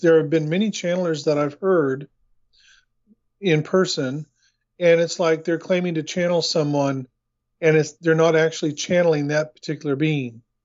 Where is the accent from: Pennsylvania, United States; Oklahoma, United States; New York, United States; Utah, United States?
Oklahoma, United States; Oklahoma City; moved away as an adult; also born or lived in Torrance, California / Long Beach, California; now in New Zealand; I was born in Los Angeles, in, in Torrance, California, and I was raised just north of you in Oklahoma City